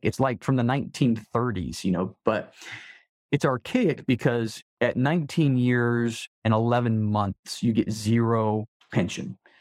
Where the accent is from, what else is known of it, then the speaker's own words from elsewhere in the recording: Salt Lake City, Utah, United States; I was born and raised in Salt Lake City